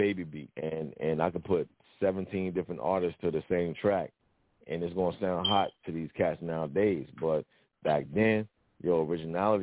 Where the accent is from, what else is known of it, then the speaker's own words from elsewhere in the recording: Richmond, Virginia, United States; I'm originally from Richmond, VA, you know what I'm saying, Virginia.